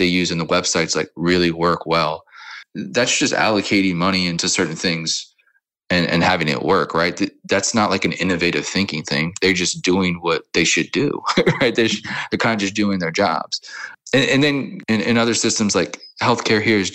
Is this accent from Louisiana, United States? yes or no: yes; New Orleans, Louisiana, United States; also born or lived in California / Mississippi / Florida / Kansas City; now in Amsterdam, Netherlands; born and raised in New Orleans and bounced around a lot, California, Mississippi, Florida, a lot of places, and settled in Kansas City